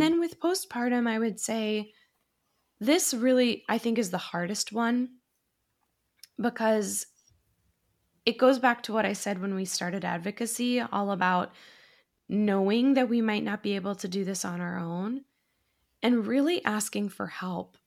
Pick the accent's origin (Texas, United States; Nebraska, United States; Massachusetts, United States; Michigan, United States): Massachusetts, United States; now in Astoria, New York, United States; I'm originally from Massachusetts